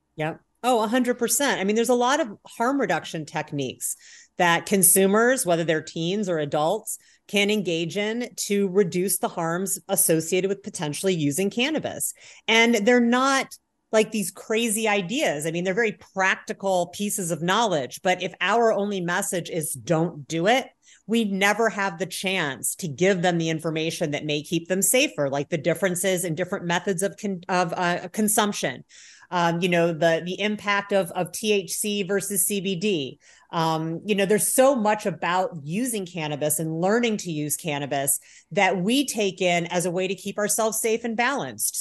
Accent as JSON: {"language": "English", "region": "Indiana", "country": "United States", "tie": "born or raised there", "also_born_or_lived": "Chicago, Illinois / Berkeley, California", "moved": "as an adult", "said": "I grew up in Indiana"}